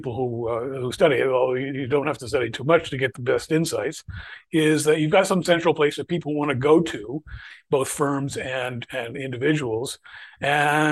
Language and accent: English; Bethlehem, Pennsylvania, United States; I'd actually worked for a little while for Bethlehem Steel Corporation, which was in my hometown